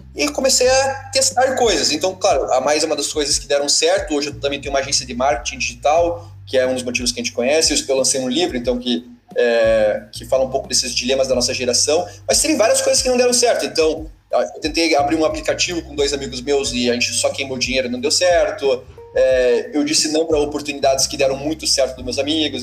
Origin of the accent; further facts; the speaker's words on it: Curitiba, Paraná, Brazil; sou, sou de Curitiba